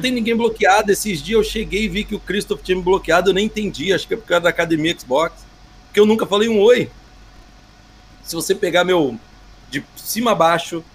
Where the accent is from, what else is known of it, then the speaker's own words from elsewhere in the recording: Espírito Santo, Brazil; eu sou de Espírito Santo, não sou de Minas